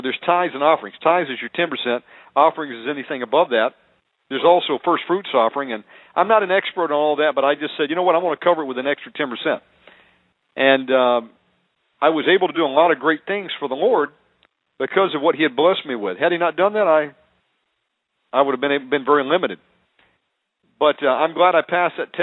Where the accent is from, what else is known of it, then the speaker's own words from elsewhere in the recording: United States; moved away as an adult; also born or lived in Cartagena, Colombia; I'm an American living in a foreign country where all they do is they speak Spanish around me